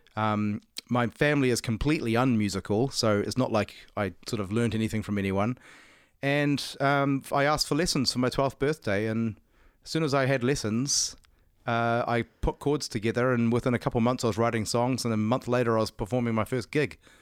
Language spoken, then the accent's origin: English; New Zealand; I'm from New Zealand.